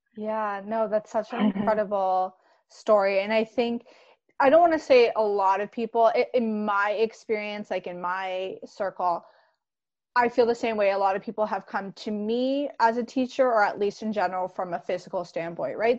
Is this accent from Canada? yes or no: yes; Canada; I'm Canadian